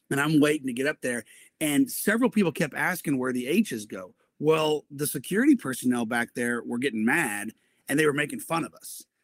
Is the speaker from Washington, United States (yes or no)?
no; Broken Arrow, Oklahoma, United States; also born or lived in Fayetteville, Arkansas; I have lived in Tulsa, in the Tulsa area, since I was three uh, years old. So I loved growing up in Broken Arrow. I graduated Broken Arrow